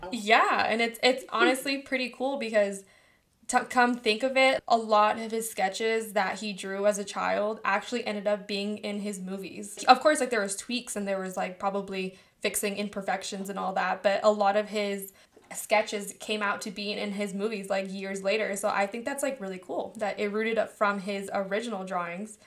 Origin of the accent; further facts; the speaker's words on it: California, United States; accent: California; my California accent